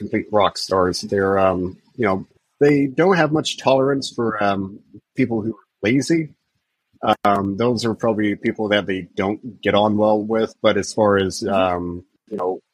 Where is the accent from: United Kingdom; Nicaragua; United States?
United States; Midwest; also born or lived in India; growing up in the Midwest, it's a very conservative mindset